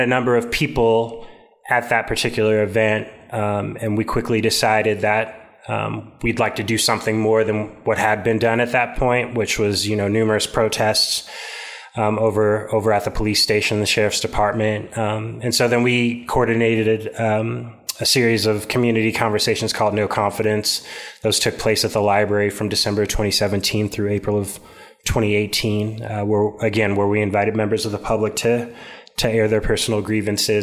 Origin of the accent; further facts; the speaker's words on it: Topeka, Kansas, United States; growing up in Central Topeka